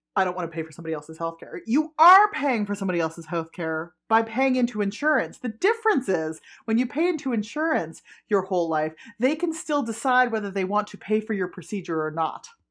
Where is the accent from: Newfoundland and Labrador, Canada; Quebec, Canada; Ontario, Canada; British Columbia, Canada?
Ontario, Canada; Ottawa; I grew up in Ottawa, right? So I, I grew up around French